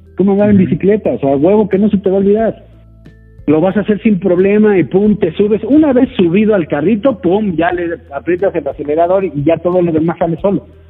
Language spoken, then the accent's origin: Spanish; Mexico; soy mexicano